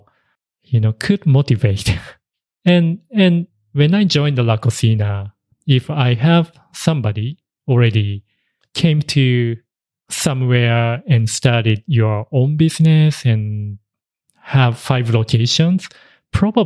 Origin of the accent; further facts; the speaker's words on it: Japan; English is a second language; moved away; also born or lived in Tokyo, Japan; he stayed in the countryside when originally I grew up.